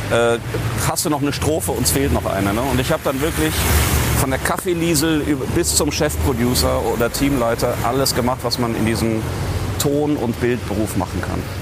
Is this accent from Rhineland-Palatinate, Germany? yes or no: no; North Rhine-Westphalia, Germany; Nein, ich komme ja aus dem Bergischen Land und der Kölner Karneval reicht bis dahin.